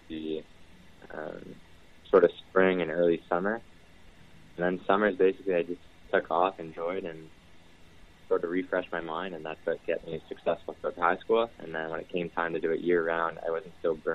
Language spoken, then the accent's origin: English; Windsor, Ontario, Canada; also born or lived in Tecumseh; I grew up in Riverside area. Moved around quite a bit for grade school